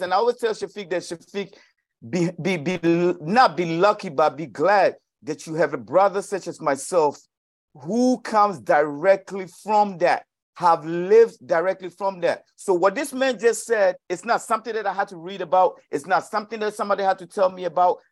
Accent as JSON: {"language": "English", "town": "New Orleans", "region": "Louisiana", "country": "United States", "said": "I'm from New Orleans, I'm from the east side, man, we ain't got much"}